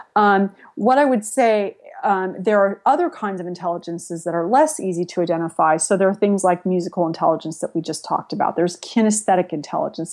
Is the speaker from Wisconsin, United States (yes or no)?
no; San Jose, California, United States; also born or lived in Spain / Latin America; I grew up in San Jose before it was Silicon Valley